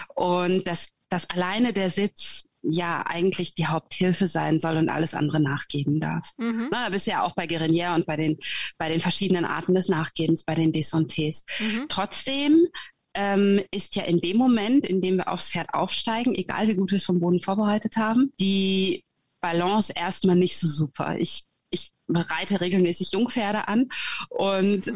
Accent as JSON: {"language": "German", "country": "Germany", "tie": "born or raised there", "also_born_or_lived": "Sweden / Gotland", "moved": "as an adult", "lives_now": "Norway", "said": "Ich äh, bin geborene Deutsche, wie du hörst."}